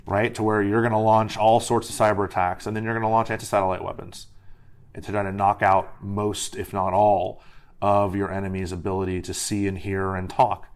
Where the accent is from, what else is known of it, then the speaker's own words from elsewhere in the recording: Miami, Florida, United States; now in Washington, D.C., United States; I'm from Miami originally